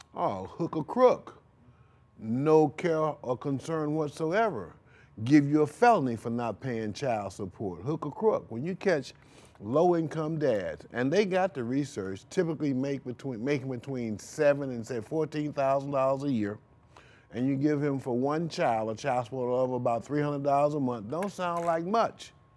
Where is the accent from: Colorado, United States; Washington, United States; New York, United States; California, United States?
New York, United States; Rochester; now in St. Louis, United States; I'm from Rochester, New York